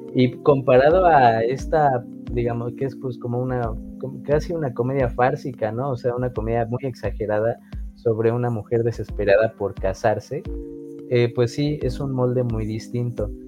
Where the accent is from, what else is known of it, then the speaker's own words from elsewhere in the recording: Mexico; nosotros como mexicanos en general